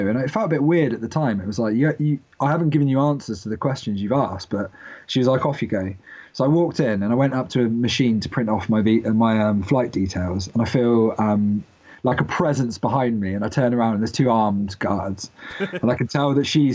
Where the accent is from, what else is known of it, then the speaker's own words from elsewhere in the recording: United Kingdom; I'm British